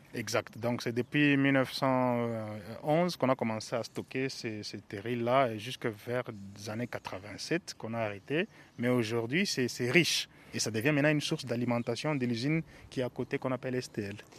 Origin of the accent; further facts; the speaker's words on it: Lubumbashi, Haut-Katanga, DR Congo; je suis un enfant Gécamine, c'est pour ça que j'ai du mal à quitter la Gécamine. J'ai grandi dans la Gécamine totalement